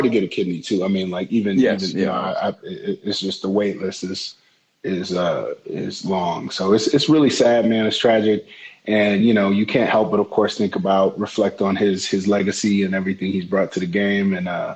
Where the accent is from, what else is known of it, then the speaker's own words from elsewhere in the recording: Detroit, Michigan, United States; the D, my hometown